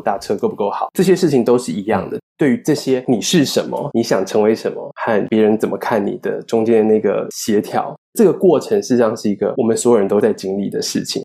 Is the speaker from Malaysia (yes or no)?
no; Taiwan; now in Toronto, Canada; 就跟我作为一个台湾人